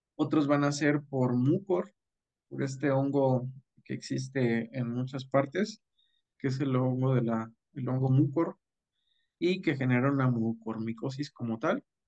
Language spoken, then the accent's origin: Spanish; Rioverde, San Luis Potosí, Mexico; moved away as an adult; also born or lived in Mexico City; soy del municipio de Río Verde, San Luis Potosí